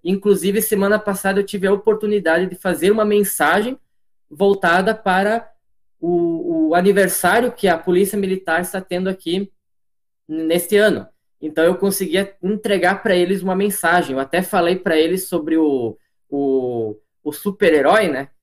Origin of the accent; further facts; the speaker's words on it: Marau, Rio Grande do Sul, Brazil; moved away as an adult; also born or lived in Balneário Camboriú, Santa Catarina; now in Medianeira, Brazil; Eu sou natural do litoral de Santa Catarina, Balneário Camboriú, mas eu, na verdade, fui criado gaúcho. Desde os meus nove meses de vida, eu moro na cidade de Marau, ao lado de Passo Fundo.